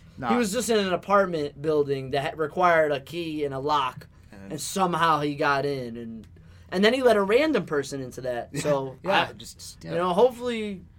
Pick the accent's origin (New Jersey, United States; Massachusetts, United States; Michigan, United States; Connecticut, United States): Connecticut, United States; we're from Connecticut.